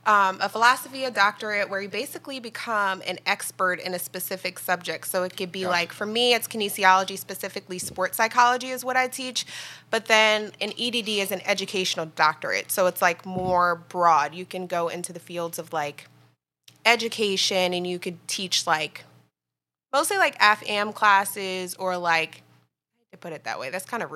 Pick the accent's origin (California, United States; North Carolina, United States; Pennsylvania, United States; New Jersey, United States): New Jersey, United States; I'm originally from Jersey in the house.